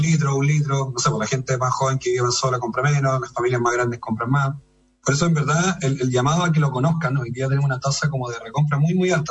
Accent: Chile; como chilenos y chilenas

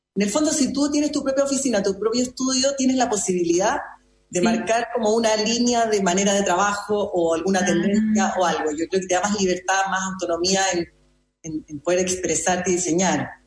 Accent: Chile; also born or lived in Madrid, Spain; Acá en Chile

